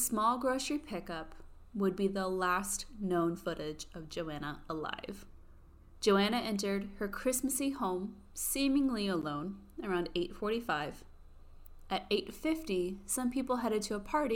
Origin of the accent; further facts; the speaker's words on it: United States; I was born in America